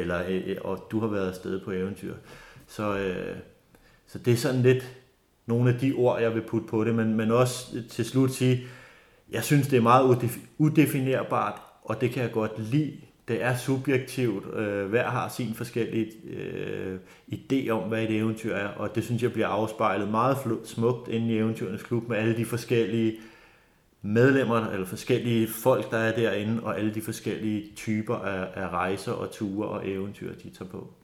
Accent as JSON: {"language": "Danish", "area": "North Zealand", "region": "Capital Region of Denmark", "country": "Denmark", "tie": "born or raised there", "also_born_or_lived": "Bornholm", "said": "jeg er født og opvokset her i Nordsjælland i Lønge, en lille"}